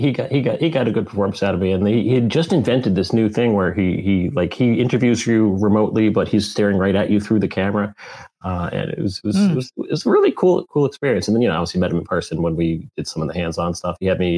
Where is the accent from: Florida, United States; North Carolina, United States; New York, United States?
New York, United States; New York City; I grew up in New York City in the 70s.